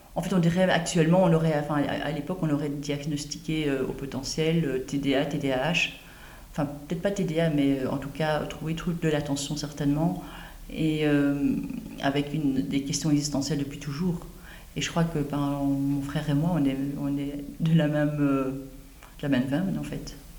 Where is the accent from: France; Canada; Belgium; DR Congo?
Belgium; Brussels, Brussels-Capital Region; also born or lived in Ronquières; j'habitais à Bruxelles quand j'étais jeune